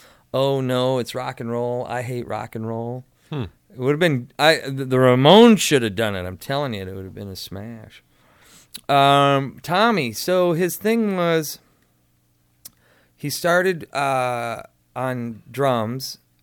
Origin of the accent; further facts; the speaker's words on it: Sioux City, Iowa, United States; So I'm from Sioux City, Iowa, and so is Tommy. Tommy grew up on 2740 Clark Street, and I was on like 34th and Douglas